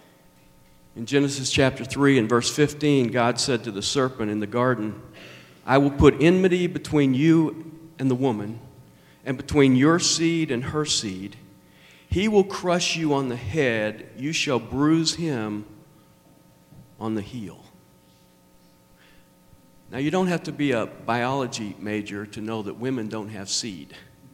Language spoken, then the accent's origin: English; Nashville, Tennessee, United States; accent: southern; I was born in Nashville. That's why I have a southern accent